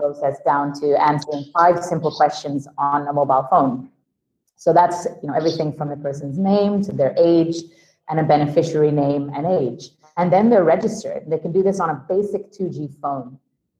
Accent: Sweden; moved away; also born or lived in London; I'm originally from Sweden

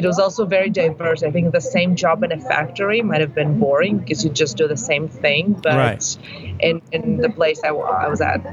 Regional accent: Tel Aviv, Tel Aviv District, Israel; also born or lived in Ukraine / Denmark / United States; I grew up in Tel Aviv

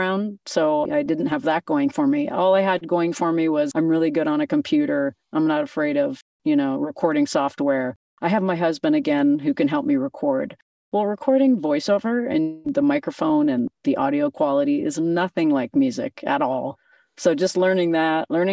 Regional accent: Canada; I'm a Canadian girl, born and raised

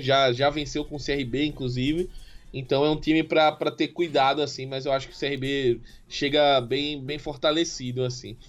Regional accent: Palmeira dos Índios, Alagoas, Brazil; minha cidade natal, né? Palmeira dos Índios

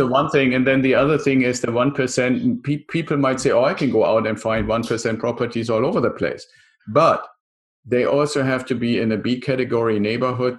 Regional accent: Germany; also born or lived in San Diego area, United States; now in San Diego, United States; I'm originally from Germany, still have a little bit of the accent, live in the San Diego area

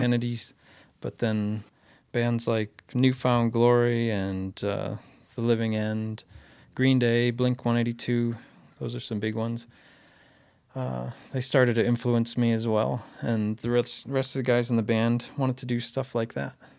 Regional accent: Maine, United States; Growing up in Maine

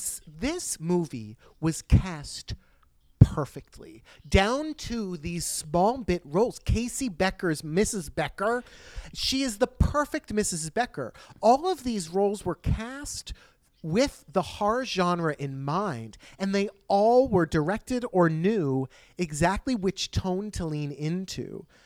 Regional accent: Sweden; English is a second language; I'm from Sweden.

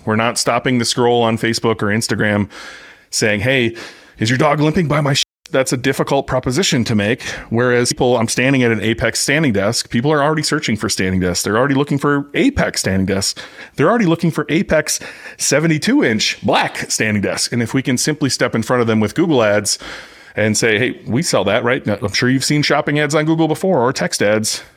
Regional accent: United States; I'm American

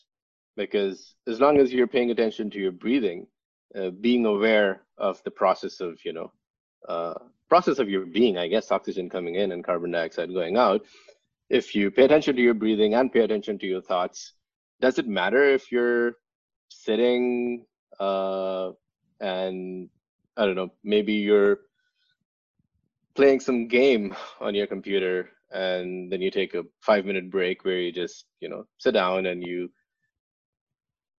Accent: Pakistan; moved away as an adult; also born or lived in Finland / Sweden; now in New York, United States; I grew up in Pakistan.

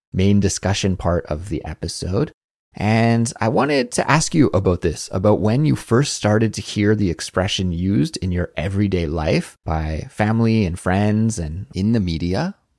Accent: Canada; moved away as an adult; now in South Korea; I come from Canada

